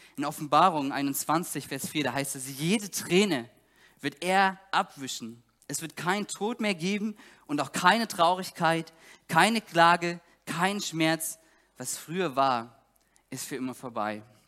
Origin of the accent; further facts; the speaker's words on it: Saxony, Germany; moved away as an adult; now in Greifswald, Germany; Ich komme aus Sachsen